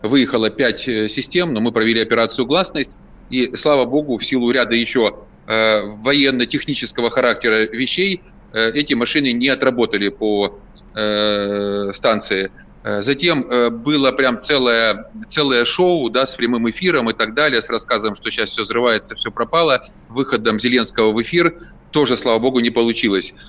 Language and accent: Russian; Zaporizhzhia, Zaporizhzhia Oblast, Ukraine; moved away; я коренной запорожец